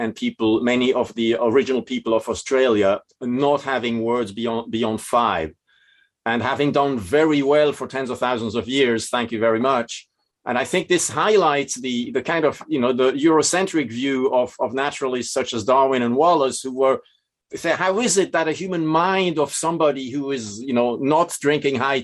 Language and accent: English; Switzerland; accent: Swiss; my Swiss accent